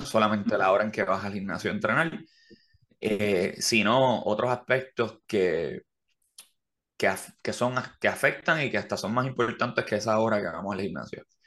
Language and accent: Spanish; Levittown, Toa Baja, Puerto Rico; now in Carolina, Puerto Rico; yo me crié en Levitown